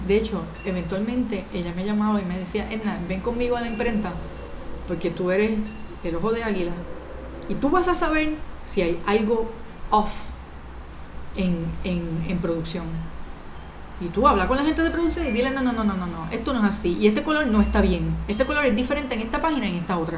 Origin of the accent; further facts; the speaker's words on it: Puerto Rico; also born or lived in Dominican Republic; de salir de Puerto Rico, porque yo siempre había estado en Puerto Rico estudiando